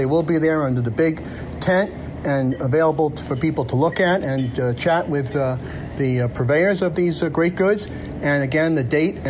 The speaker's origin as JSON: {"language": "English", "town": "New York City", "region": "New York", "country": "United States", "moved": "yes", "said": "I'm also from the South. I'm from South Flatbush."}